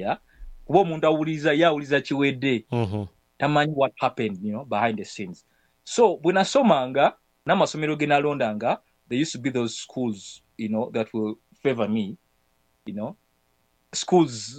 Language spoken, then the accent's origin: English; Kampala, Central Region, Uganda; I'm from Luzira